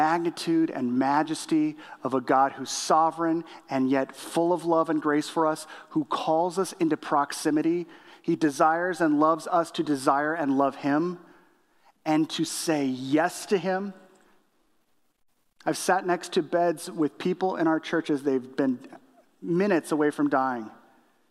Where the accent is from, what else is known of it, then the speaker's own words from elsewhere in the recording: Illinois, United States; I'm from Illinois